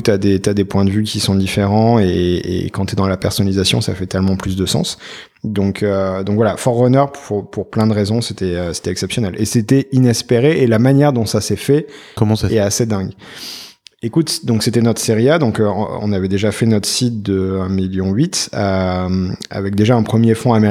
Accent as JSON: {"language": "French", "country": "France", "said": "on démarre, on est français, on a posé nos valises il y a à peine trois mois"}